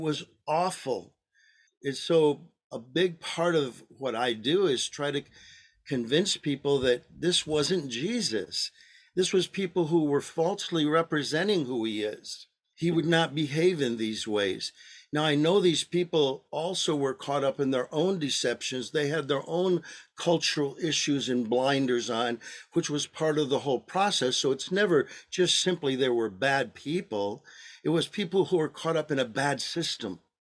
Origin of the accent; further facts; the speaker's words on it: Michigan, United States; also born or lived in Arizona; now in Maricopa, United States; both my wife and I were born and raised in Michigan